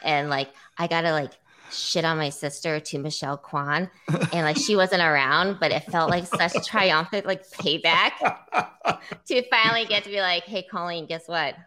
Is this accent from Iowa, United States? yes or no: yes; Iowa City, Iowa, United States; also born or lived in San Diego; I grew up in Iowa City